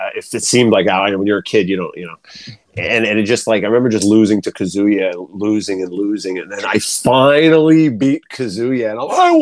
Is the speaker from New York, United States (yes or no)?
yes; Long Island, New York, United States; I'm from Long Island, New York